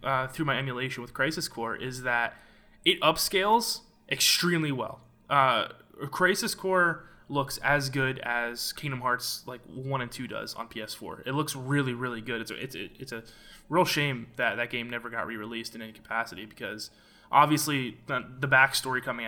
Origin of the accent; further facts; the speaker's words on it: Central Pennsylvania, United States; I was born in Central PA, much like Mr. Elijah Steele over there.